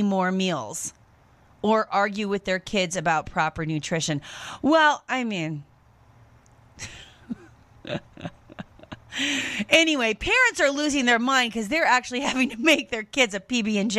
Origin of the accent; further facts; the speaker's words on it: United States; also born or lived in France; as an American person used to just shelves full of everything that you would ever need